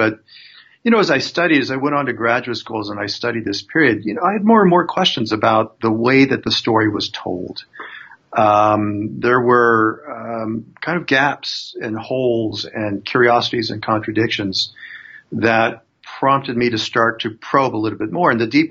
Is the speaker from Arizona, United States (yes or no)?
yes; Arizona, United States; Growing up in Arizona